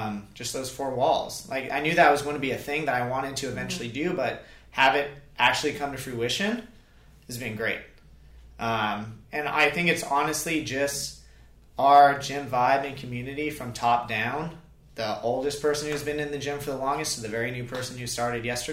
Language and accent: English; Ventura, California, United States; moved away as an adult; now in Charleston, United States; I'm from Ventura, California